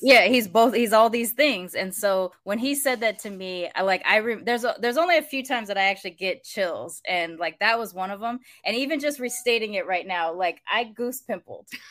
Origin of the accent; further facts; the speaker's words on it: United States; growing up in America